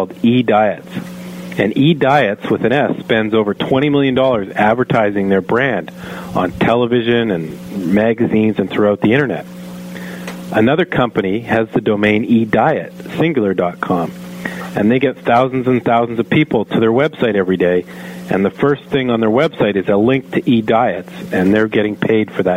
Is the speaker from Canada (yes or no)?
yes; Canada; I am a Canadian